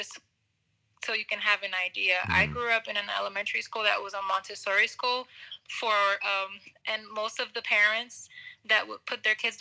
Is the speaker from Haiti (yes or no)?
no; Caguas, Puerto Rico; moved away as an adult; I grew up in Caguas